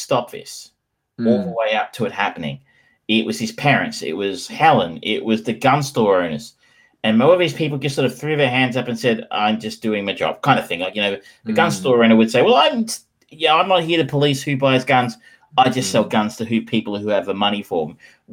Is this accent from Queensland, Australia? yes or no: no; Geelong, Victoria, Australia; I grew up in Geelong.